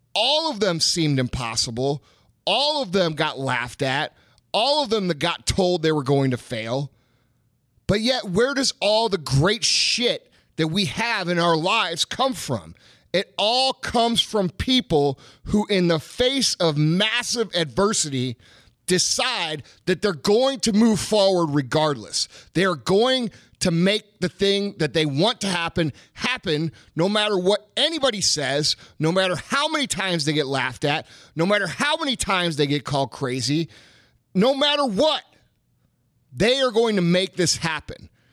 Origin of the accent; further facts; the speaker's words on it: United States; we as Americans